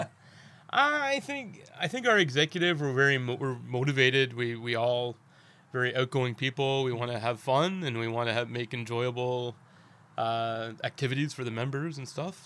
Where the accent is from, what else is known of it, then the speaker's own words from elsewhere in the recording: Canada; now in Daejeon, South Korea; we're both from Canada.